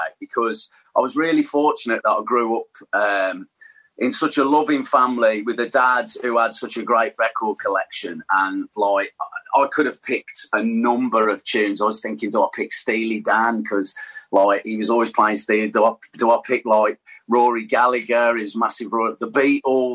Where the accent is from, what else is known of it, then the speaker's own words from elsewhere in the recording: Tamworth, West Midlands, United Kingdom; also born or lived in Sutton Coldfield / Birmingham; I grew up in Tamworth.